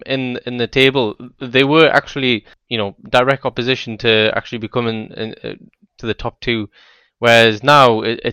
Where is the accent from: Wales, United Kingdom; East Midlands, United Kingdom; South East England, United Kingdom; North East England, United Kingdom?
North East England, United Kingdom; Newcastle; Like the Tyneside Derby, right? I grew up in Newcastle.